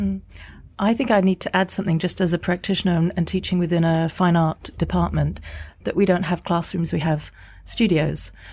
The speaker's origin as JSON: {"language": "English", "country": "Singapore", "moved": "yes", "lives_now": "London, United Kingdom", "said": "I'm an artist based in, in London. I'm from Singapore originally."}